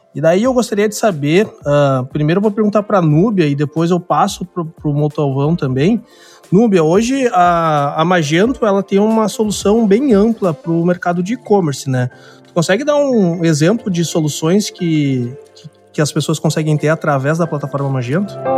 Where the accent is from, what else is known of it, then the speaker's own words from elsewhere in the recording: Porto Alegre, Rio Grande do Sul, Brazil; eu sou de Porto Alegre, né? Sou do extremo sul aqui do país